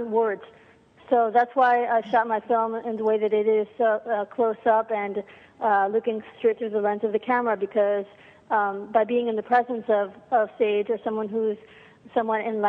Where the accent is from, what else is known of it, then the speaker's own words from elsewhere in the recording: New York, United States; also born or lived in Argentina; I grew up in New York